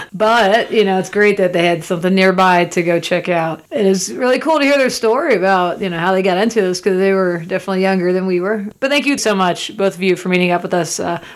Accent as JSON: {"language": "English", "region": "Florida", "country": "United States", "tie": "born or raised there", "said": "It's still my home state, Rach."}